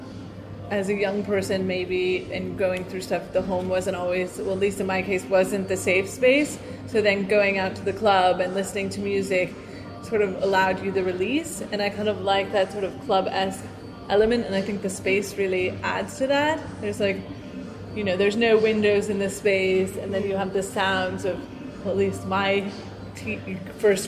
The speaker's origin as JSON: {"language": "English", "country": "United States", "also_born_or_lived": "Cape Town", "moved": "yes", "lives_now": "Helsinki, Finland", "said": "I'm American"}